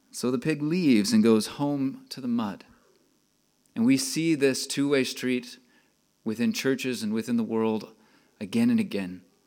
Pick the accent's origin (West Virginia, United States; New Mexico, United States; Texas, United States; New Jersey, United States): Texas, United States; accent: Texas; moved away; I'm from Texas. If you couldn't tell, I can talk more of a Texas accent